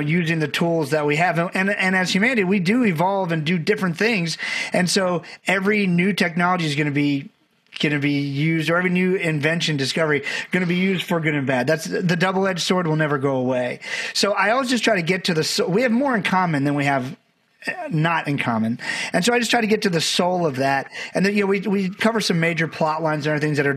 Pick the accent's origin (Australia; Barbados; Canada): Barbados; I'm from Barbados, had a great family, but we didn't know a lot of people